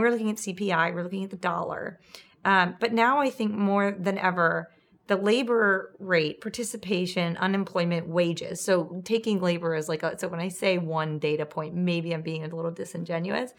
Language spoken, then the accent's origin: English; Charlottesville, Virginia, United States; moved away; I was just in my hometown and there's a really large mall there